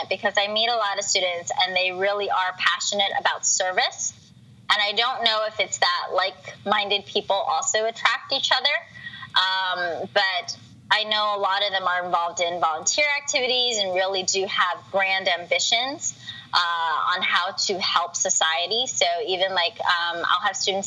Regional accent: United States; I'm an American

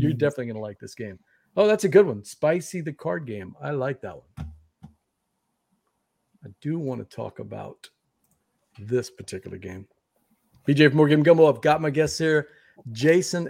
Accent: Louisiana, United States; I'm from Louisiana

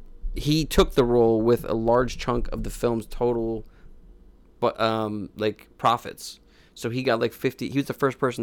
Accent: Ulladulla, New South Wales, Australia; I was from Ulladulla, mate. He totally recognized that my accent was wrong

